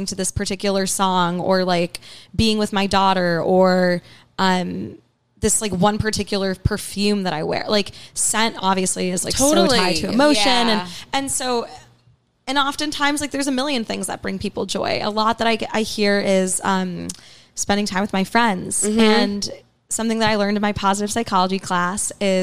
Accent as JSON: {"language": "English", "town": "New York City", "region": "New York", "country": "United States", "tie": "born or raised there", "also_born_or_lived": "Riverdale, Bronx", "said": "I grew up on the Upper East Side. And then when I was in high school, my family moved to Riverdale, which is in the Bronx"}